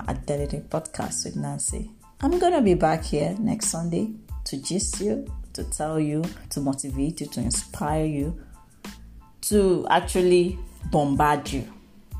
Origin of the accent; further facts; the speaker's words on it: Nigeria; I am a Nigerian.